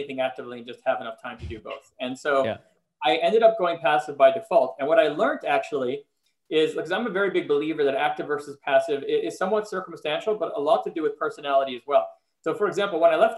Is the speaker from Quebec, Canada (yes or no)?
yes; Montreal, Quebec, Canada; moved away as an adult; also born or lived in Philadelphia, United States; now in Los Angeles, United States; I am originally from Montreal, Canada, and I moved to Philly in 1998